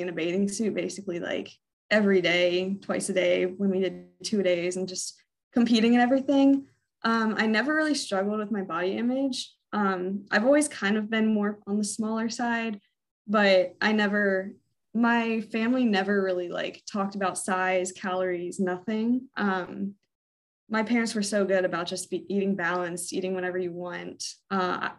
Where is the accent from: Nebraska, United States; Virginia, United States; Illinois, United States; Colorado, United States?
Virginia, United States; also born or lived in Orlando, Florida; We moved from Florida when I was eight up to Virginia, and we've been here ever since.